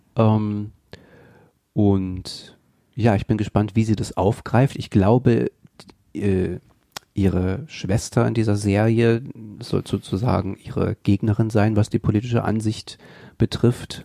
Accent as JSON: {"language": "German", "region": "eastern Germany", "country": "Germany", "moved": "yes", "lives_now": "Mainz, Germany", "said": "Ich komme ja aus dem Osten Deutschlands"}